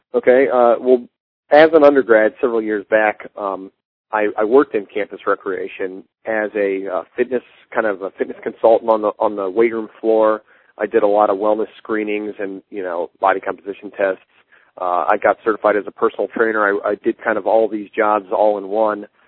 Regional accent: Akron, Ohio, United States; I'm from Akron.

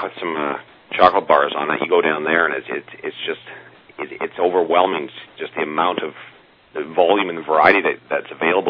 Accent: Canada; Well, I'm a Canadian, too

